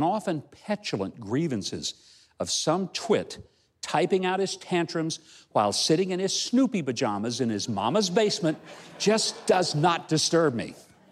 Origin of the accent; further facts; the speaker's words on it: Hope, Arkansas, United States; my hometown of Hope, Arkansas